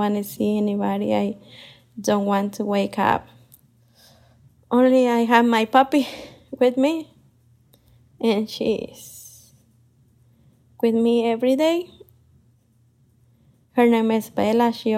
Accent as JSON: {"language": "English", "region": "Michoacán", "country": "Mexico", "moved": "as an adult", "lives_now": "Columbus, United States", "said": "I'm from Michoacán, Mexico. I'm living in Columbus, Ohio, more than 20 years."}